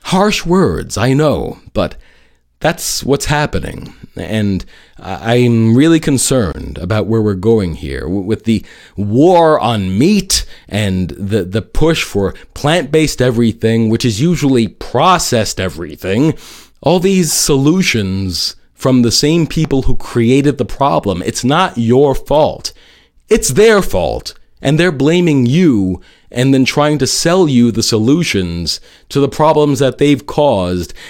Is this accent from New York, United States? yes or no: yes; New York City, New York, United States; my hometown of New York City